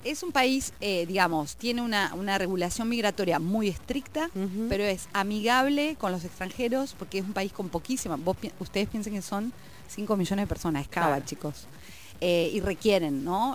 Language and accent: Spanish; Paraná, Entre Ríos, Argentina; moved away as an adult; also born or lived in Rosario; now in New Zealand; me fui a Rosario, yo soy de Paraná, me fui a Rosario